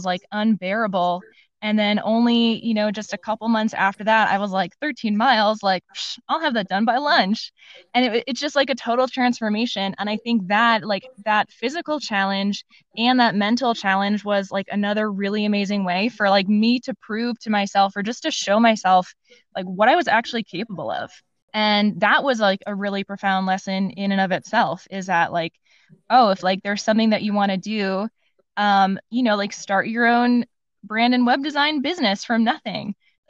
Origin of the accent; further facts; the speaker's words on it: Midwest, United States; small towns along the Appalachian Mountains are still very different from where I grew up in the Midwest.